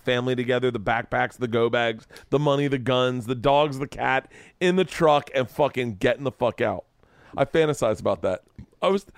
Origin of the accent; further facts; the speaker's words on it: Tampa, Florida, United States; moved away; also born or lived in Tallahassee; I'm from Tampa